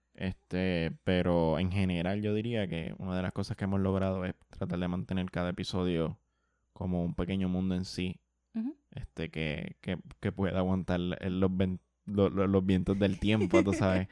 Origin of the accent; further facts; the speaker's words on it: Bayamón, Puerto Rico; Yo soy de Santa Juanita